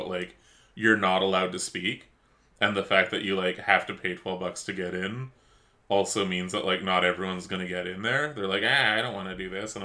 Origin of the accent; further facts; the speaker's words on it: Vancouver, British Columbia, Canada; now in Los Angeles, United States; I grew up in Vancouver